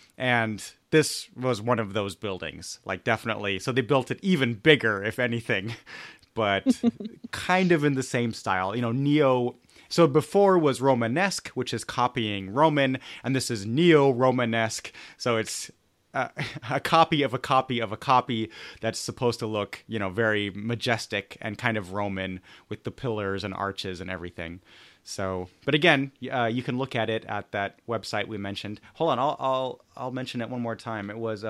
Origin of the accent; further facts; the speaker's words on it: Munich, Bavaria, Germany; I grew up in Munich